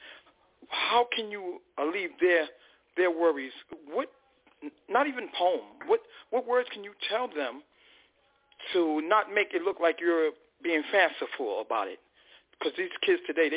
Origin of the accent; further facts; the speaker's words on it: New York City, New York, United States; I'm that guy from Spanish Harlem that Sam talked about